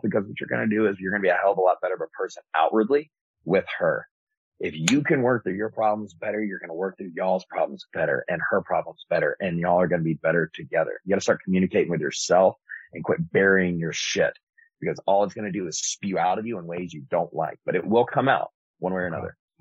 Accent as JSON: {"language": "English", "town": "Antioch", "region": "California", "country": "United States", "tie": "born or raised there", "said": "the only white kid growing up in Antioch"}